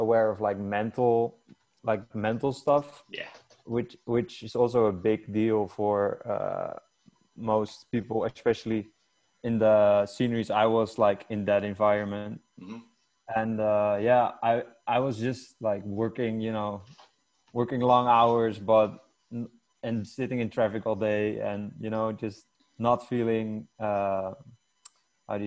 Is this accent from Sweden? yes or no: no; Amsterdam, North Holland, Netherlands; moved away as an adult; now in Bali, Indonesia; I'm from Holland. I'm from Amsterdam.